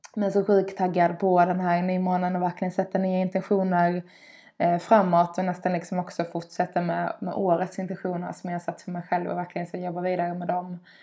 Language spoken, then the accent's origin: Swedish; Skåne, Sweden; Dels är jag uppvuxen vid havet, en liten eh, eh by nere i Skåne på kusten.